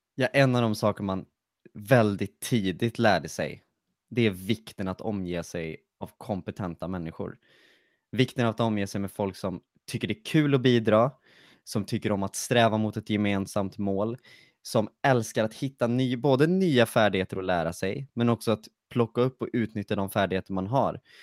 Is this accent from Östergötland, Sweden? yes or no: no; Lidköping, Västra Götaland, Sweden; Jag kommer från Lidköping.